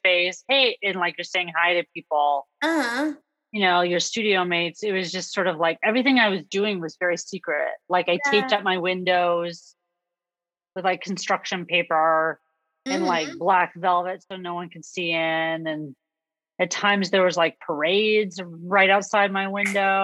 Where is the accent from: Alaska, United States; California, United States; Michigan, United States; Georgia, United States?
California, United States; Los Angeles; my hometown, which is